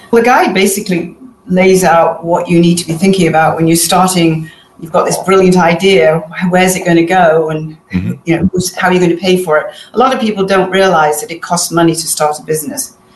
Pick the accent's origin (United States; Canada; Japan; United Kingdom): United Kingdom; Manchester, North West England; moved away; I'm originally from Manchester in England